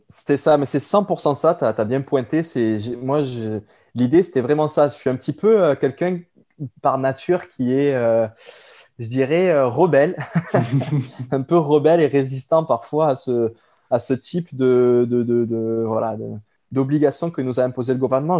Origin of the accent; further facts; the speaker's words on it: France; moved away as an adult; now in Quebec, Canada; je suis originaire de la France